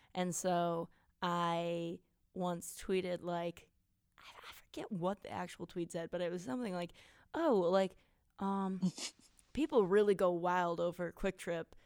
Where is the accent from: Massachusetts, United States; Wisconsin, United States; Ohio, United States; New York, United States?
Wisconsin, United States; we're from Wisconsin